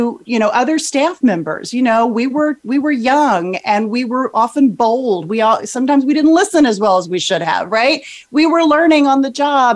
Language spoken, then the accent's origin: English; Texas, United States; I grew up in Texas